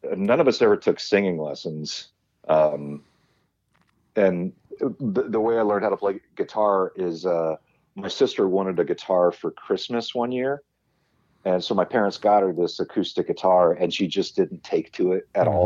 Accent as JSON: {"language": "English", "town": "Huntington Beach", "region": "California", "country": "United States", "tie": "born or raised there", "said": "I grew up in Huntington Beach, California, in Orange County"}